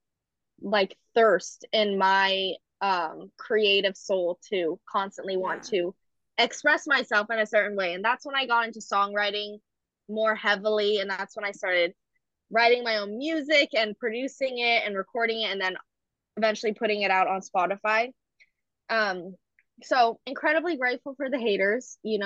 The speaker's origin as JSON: {"language": "English", "area": "Marin County", "region": "California", "country": "United States", "tie": "born or raised there", "also_born_or_lived": "San Francisco, California", "lives_now": "Berkeley, United States", "said": "I grew up in Marin County, which is a very predominantly white area"}